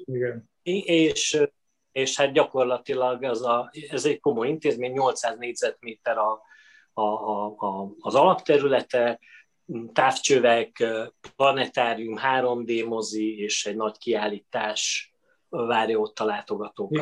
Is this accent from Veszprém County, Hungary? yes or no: yes; Veszprém, Veszprém County, Hungary; én Veszprémben születtem, a, az édesapám orvos volt